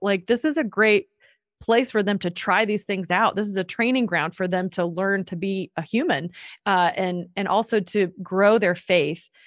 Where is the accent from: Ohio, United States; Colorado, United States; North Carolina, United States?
North Carolina, United States; moved away as an adult; also born or lived in Atlanta; I'm from North Carolina